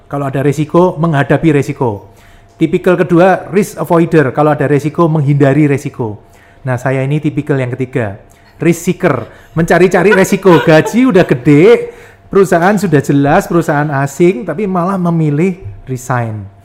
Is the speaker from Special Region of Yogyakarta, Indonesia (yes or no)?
yes; Yogyakarta, Special Region of Yogyakarta, Indonesia; Saya lahir di Jogja uh, sampai kuliah saya di Jogja